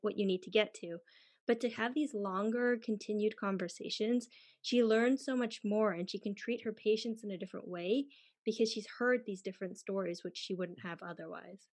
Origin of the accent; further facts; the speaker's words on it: Canada; moved away as an adult; also born or lived in United Kingdom; now in Germany; where I come from, Canada or the U S.